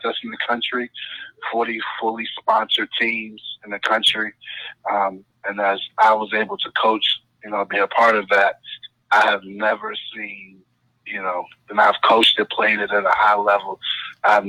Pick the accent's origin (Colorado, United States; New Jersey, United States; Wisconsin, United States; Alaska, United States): New Jersey, United States; East Orange; I'm from East Orange, New Jersey